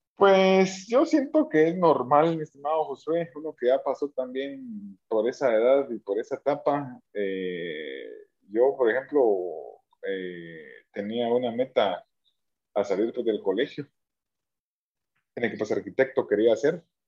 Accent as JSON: {"language": "Spanish", "country": "Guatemala", "said": "nosotros como guatemaltecos"}